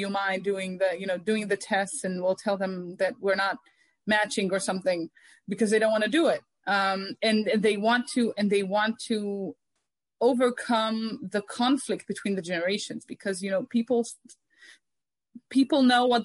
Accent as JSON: {"language": "English", "town": "Omer", "region": "Southern District", "country": "Israel", "tie": "born or raised there", "said": "I grew up in Omer"}